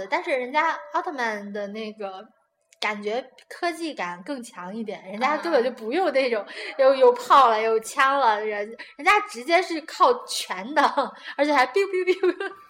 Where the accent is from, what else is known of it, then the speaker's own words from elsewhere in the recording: China; 嗯，这也让我们中国人感觉看片子的时候，